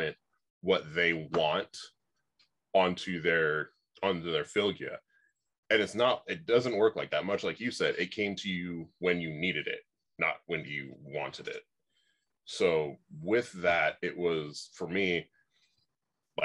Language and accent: English; Oregon, United States; I grew up out in Oregon.